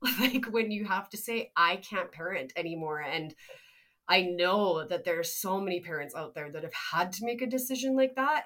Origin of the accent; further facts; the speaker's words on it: Canada; we're from Canada